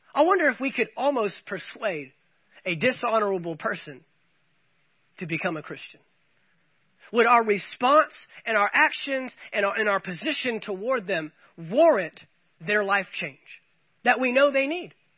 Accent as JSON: {"language": "English", "country": "United States", "said": "as well as being American citizens"}